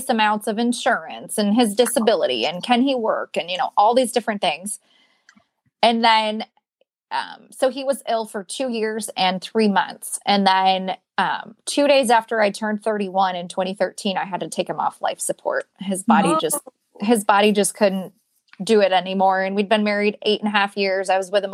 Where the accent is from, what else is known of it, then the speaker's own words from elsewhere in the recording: Michigan, United States; moved away; I'm from Michigan